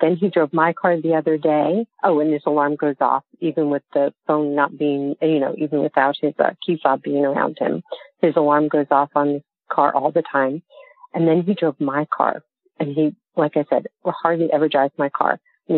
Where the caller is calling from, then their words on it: Raleigh, North Carolina, United States; I'm calling from Moldy Raleigh.